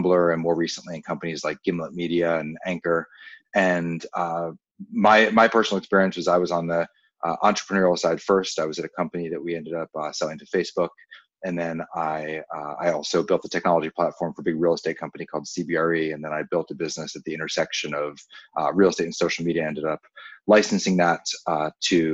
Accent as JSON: {"language": "English", "region": "Maryland", "country": "United States", "tie": "born or raised there", "said": "my hometown is the same as your hometown in Maryland."}